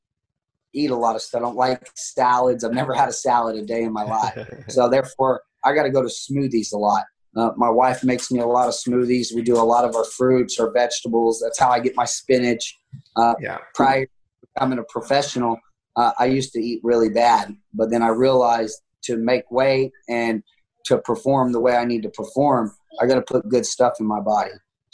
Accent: Tulsa, Oklahoma, United States; I stayed here in Tulsa, Oklahoma, my hometown

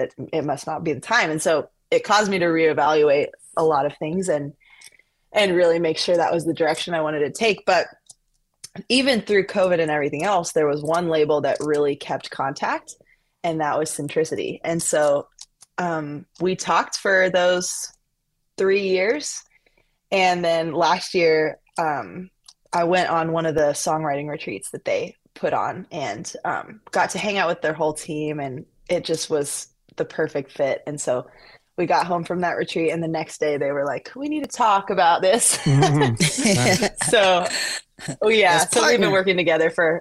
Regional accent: Colorado Springs, Colorado, United States; moved away as an adult; now in Nashville, United States; Home is Colorado Springs, Colorado

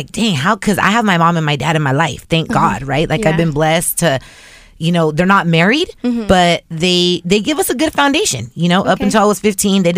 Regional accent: Inland Empire, California, United States; moved away as an adult; now in Los Angeles, United States; I grew up in the Inland Empire, and then I moved to LA when I turned 18

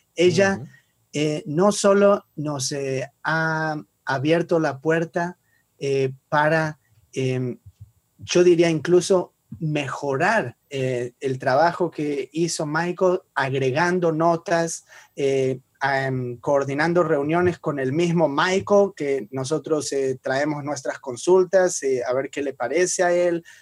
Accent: Argentina; yo soy judío y argentino porque nací en esa región

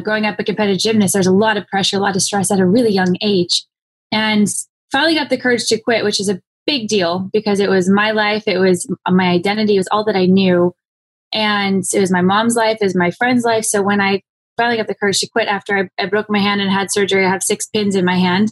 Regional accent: Phoenix, Arizona, United States; I grew up in Phoenix, Arizona.

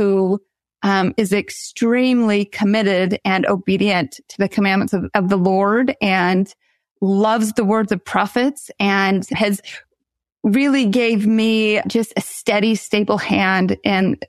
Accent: the West, United States; moved away as an adult; also born or lived in Baltimore; I grew up in the West

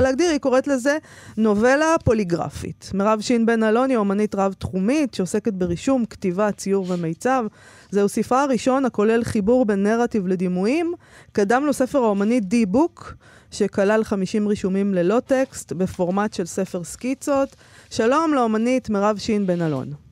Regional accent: Israel; אני ישראלית

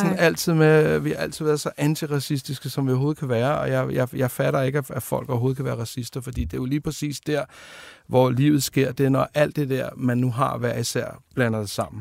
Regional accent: Denmark; Født ude ved Tornby

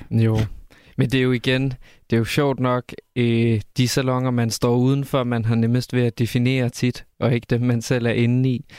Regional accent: Silkeborg, Central Denmark Region, Denmark; hvis man nu bare kigger på, hvor jeg er fra, så er jeg fra Silkeborg

